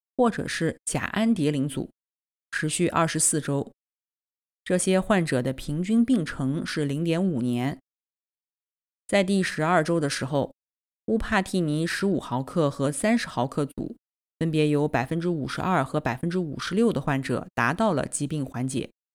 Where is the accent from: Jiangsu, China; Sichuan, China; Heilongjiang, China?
Jiangsu, China; Nanjing; 我来自南京